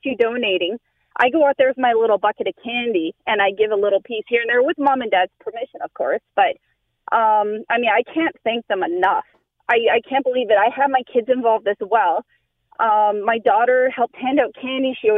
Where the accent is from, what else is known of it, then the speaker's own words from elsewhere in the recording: Canada; I'm Canadian, and I hate to admit it, I don't like the cold